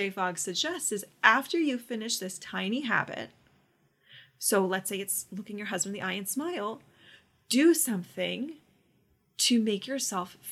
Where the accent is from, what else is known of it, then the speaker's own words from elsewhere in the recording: Orlando, Florida, United States; I'm from Orlando